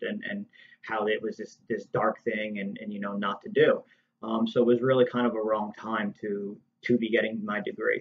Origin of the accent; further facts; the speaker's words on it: Toms River, New Jersey, United States; I grew up in Toms River, New Jersey